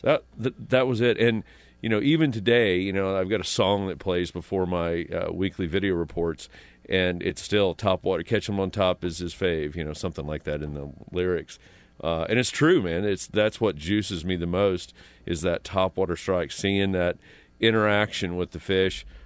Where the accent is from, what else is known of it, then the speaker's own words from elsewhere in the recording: Pendleton, Indiana, United States; moved away; I grew up in Indiana, this, you know, small town, Pendleton, Indiana